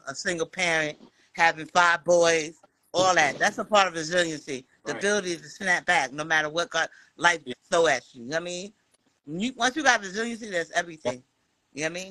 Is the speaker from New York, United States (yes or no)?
yes; New York City, New York, United States; now in San Antonio, United States; I'm from Bed-Stuy, but I live in Texas now